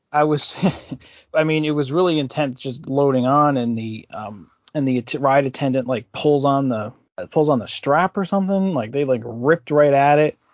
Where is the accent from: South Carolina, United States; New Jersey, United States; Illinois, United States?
New Jersey, United States; I'm from New Jersey